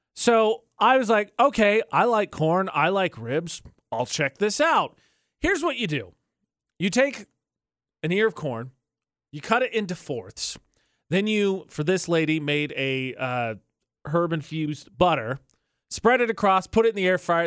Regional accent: Indiana, United States; I'm from Indiana

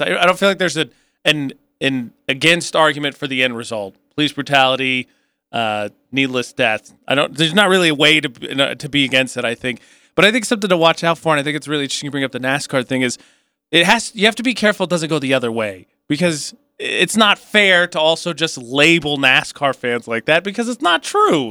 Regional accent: Midwest, United States; I'm from the Midwest

